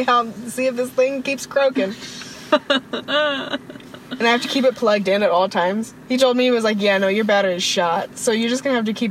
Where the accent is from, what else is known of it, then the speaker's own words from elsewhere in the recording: United States; moved away as an adult; I'm from America and I go to school in a different country